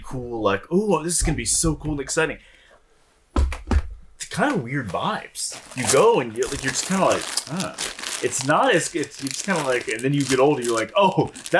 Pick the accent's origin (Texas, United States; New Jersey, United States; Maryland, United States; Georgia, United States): Texas, United States; Houston; And I grew up in Houston. I grew up right near Huffmeister and Muschke Road.